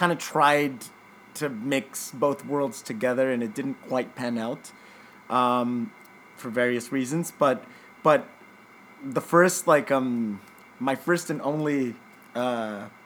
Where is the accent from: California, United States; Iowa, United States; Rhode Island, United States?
California, United States; San Diego; also born or lived in Chula Vista, California / Tijuana, Mexico; I'm from San Diego. I was born and raised in San Diego